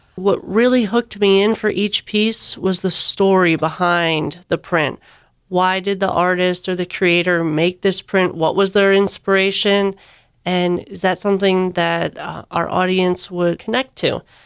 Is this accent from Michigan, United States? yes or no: yes; Michigan, United States; now in Georgia, United States; I grew up in Michigan, surrounded by water